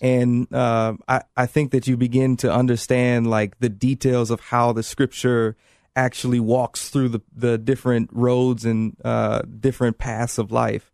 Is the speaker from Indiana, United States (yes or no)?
yes; Indianapolis, Indiana, United States; moved away; I'm from Indianapolis